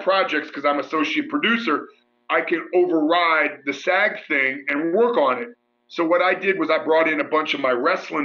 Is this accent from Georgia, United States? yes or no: no; Mansfield, Ohio, United States; my hometown